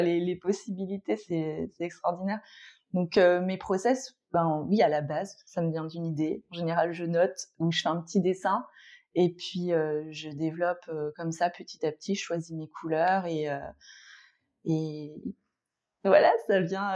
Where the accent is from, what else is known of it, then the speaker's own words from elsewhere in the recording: Brittany, France; moved away as an adult; now in Paris, France; je suis bretonne à la base, j'ai quitté la Bretagne euh, vers mes 30 ans.